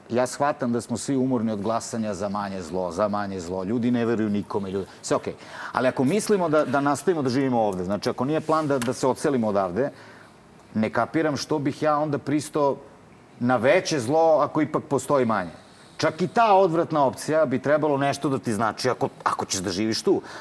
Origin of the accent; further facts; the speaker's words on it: Paraćin, Pomoravlje District, Serbia; ja sam iz Paraćina